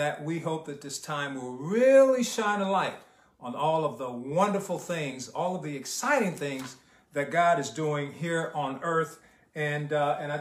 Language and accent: English; Detroit, Michigan, United States; English is a second language; also born or lived in Havana, Cuba / Los Angeles, California; I was born in Havana, Cuba. Came to the United States here in Detroit, Michigan, at the age of 5 years old. My brother and I had a younger brother. We did not speak one word of English as we entered elementary school.